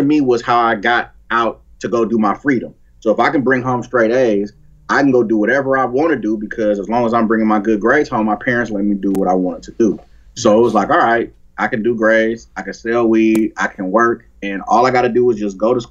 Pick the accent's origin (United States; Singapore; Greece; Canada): United States; Oakland, California; I grew up in Oakland, the community I grew up, I'm 40